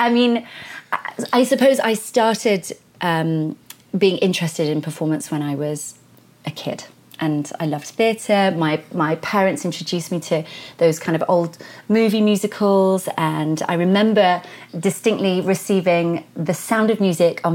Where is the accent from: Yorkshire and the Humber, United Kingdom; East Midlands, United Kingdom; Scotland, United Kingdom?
East Midlands, United Kingdom; Derbyshire; now in London, United Kingdom; I was born and raised in Derbyshire